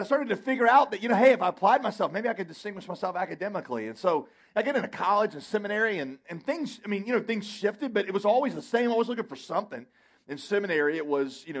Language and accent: English; United States; I love being an American